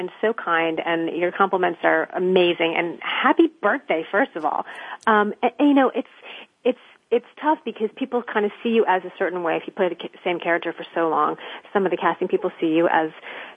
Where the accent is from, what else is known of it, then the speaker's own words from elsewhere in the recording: Florida, United States; moved away as an adult; now in New York City, United States; I was born and raised in Florida